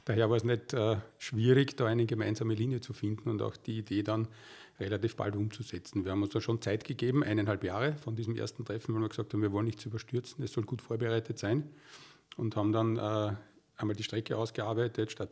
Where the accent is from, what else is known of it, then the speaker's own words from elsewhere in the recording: Waldviertel, Lower Austria, Austria; außerdem bin ich auch im Waldviertel aufgewachsen, ein paar Kilometer nördlich von Weitra.